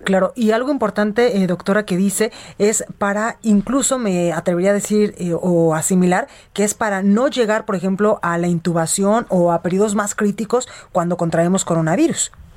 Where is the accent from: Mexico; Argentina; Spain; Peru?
Mexico; Guadalajara, Jalisco; now in Mexico City, Mexico; mi tierra, allá a Guadalajara, Jalisco